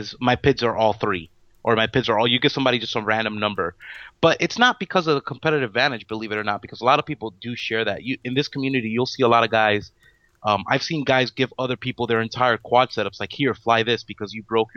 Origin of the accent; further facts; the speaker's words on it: Miami, Florida, United States; We're from Miami. We're all local from here.